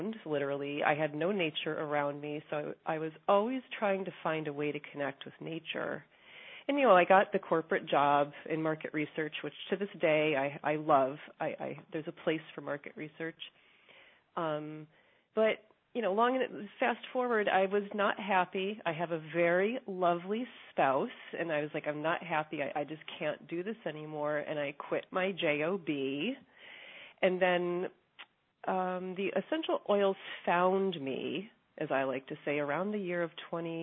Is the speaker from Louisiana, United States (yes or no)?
no; Hudson Valley, New York, United States; now in New York City, United States; I grew up outside in the Hudson Valley of New York